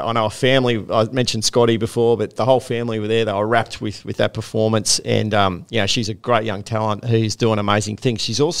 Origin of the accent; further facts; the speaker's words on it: Queensland, Australia; now in New South Wales, Australia; I'm a Queenslander, but I've lived here long enough.